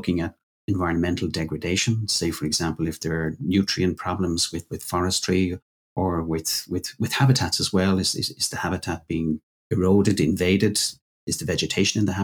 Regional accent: Ireland; my home country, Ireland

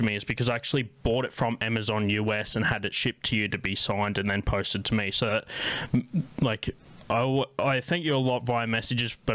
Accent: Canberra, Australian Capital Territory, Australia; accent: Australian; I've had, like, the vax for that accent by growing up in Australia.

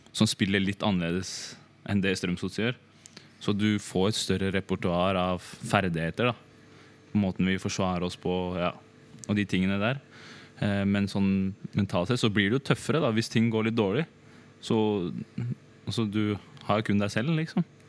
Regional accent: Drammen, Buskerud, Norway; jeg er fra Drammen

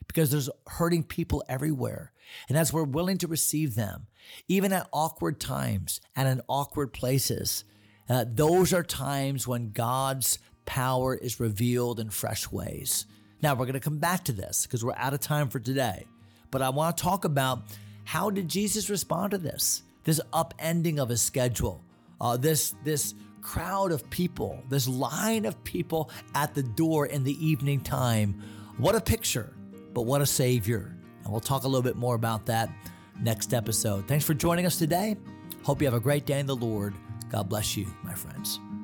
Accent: United States; As American Christians

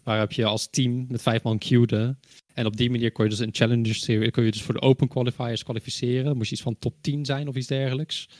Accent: Netherlands; ik kom zelf uit Nederland.

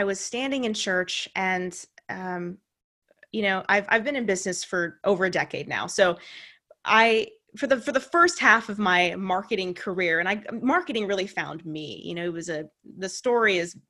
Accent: Santa Cruz, California, United States; also born or lived in Santa Rosa; my hometown of Santa Cruz, where I reconnected with my high school sweetheart

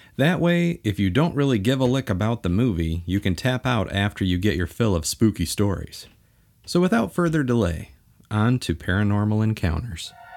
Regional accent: Bay City, Michigan, United States; where I was born and raised in Bay City, Michigan

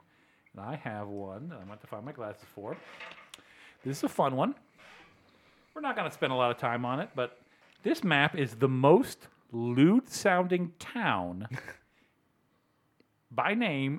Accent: Virginia, United States; in my home state, that's Virginia

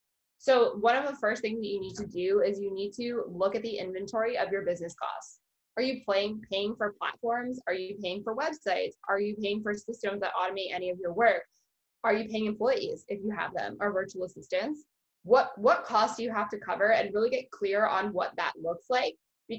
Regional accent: Canada; which is very frustrating as a Canadian to be like, I can't work with a Canadian coach because they charge in US dollars.

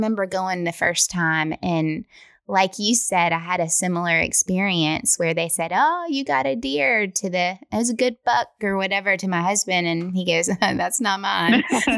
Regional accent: West Tennessee, United States; And I'm from West Tennessee

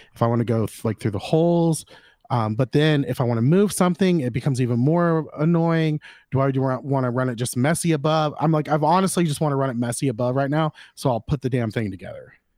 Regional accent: Florida, United States; I'm from Florida

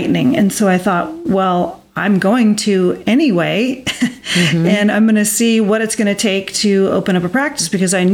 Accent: California, United States; moved away as an adult; now in Arizona, United States; I was born and raised in California. And then in my 20s, I decided to move to Arizona

